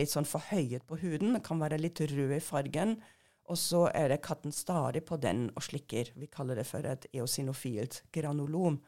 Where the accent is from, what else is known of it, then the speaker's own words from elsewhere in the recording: Germany; Norwegian is a second language; moved away as an adult; also born or lived in Hannover, Germany / England; now in Norway; jeg er født og oppvokst i Tyskland